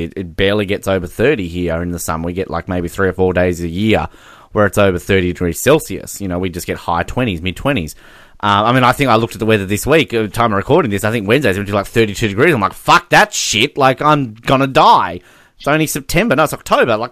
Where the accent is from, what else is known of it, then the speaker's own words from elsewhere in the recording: Australia; We're Australian. We're defending our country